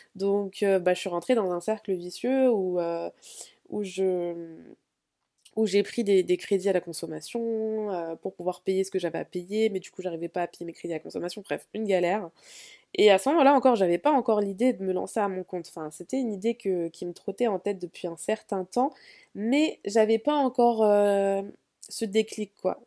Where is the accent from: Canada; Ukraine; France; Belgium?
France; Vitry-sur-Seine, Île-de-France; first language French; also born or lived in Spain; je viens de Vitré-sur-Seine, euh, en région parisienne